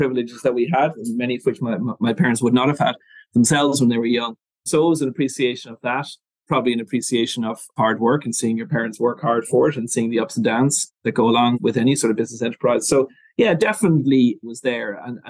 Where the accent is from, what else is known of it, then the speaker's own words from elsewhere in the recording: Dublin, Leinster, Ireland; I was born in Dublin. So I went to school in Dublin and I went to college in Dublin with Trinity.